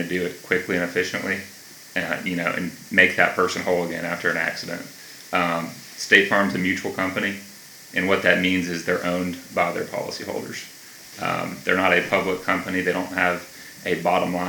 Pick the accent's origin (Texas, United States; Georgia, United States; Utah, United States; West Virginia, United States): Georgia, United States; Atlanta; also born or lived in Milledgeville, Georgia; I grew up in Gwinnett County, which is about 30, 40 minutes north of here